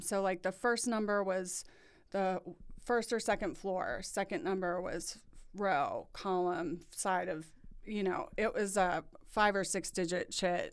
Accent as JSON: {"language": "English", "town": "New Orleans", "region": "Louisiana", "country": "United States", "tie": "born or raised there", "also_born_or_lived": "East Lansing, Michigan", "moved": "as an adult", "lives_now": "Indianapolis, United States", "said": "I was born and raised in New Orleans"}